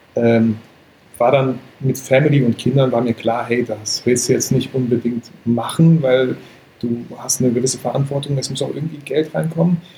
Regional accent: Bielefeld, North Rhine-Westphalia, Germany; bei uns in Bielefeld

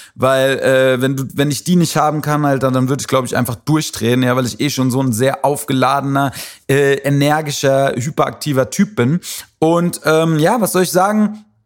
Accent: Wiesbaden, Hesse, Germany; also born or lived in Frankfurt; Ist ja so meine Heimatstadt, in der ich aufgewachsen bin

